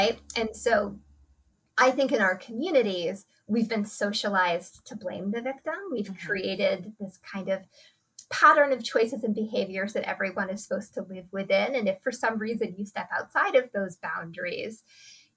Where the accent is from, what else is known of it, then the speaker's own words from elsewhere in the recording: United States; I grew up here in the United States